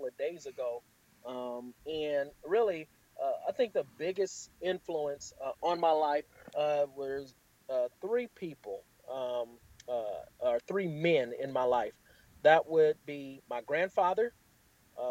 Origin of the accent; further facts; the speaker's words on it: Los Angeles, California, United States; born and raised in Los Angeles, California. Been here again, of course, my whole life